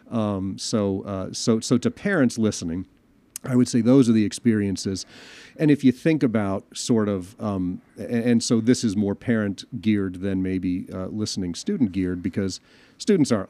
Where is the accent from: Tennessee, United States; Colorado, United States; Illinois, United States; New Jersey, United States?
Illinois, United States; Chicago; moved away; my home town of Chicago